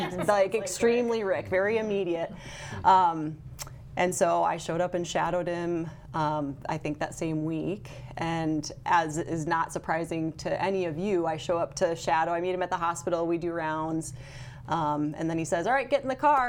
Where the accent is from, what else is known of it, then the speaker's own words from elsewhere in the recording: Brookings, South Dakota, United States; I'm from Brookings